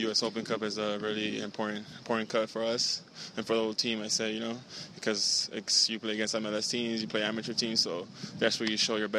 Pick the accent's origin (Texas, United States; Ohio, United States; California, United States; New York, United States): California, United States; Los Angeles; now in Miami, United States; I'm from California, Los Angeles.